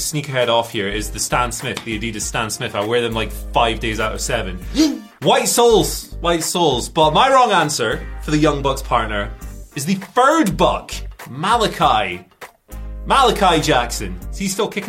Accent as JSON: {"language": "English", "town": "Aberdeen", "region": "Scotland", "country": "United Kingdom", "said": "I'm from Aberdeen."}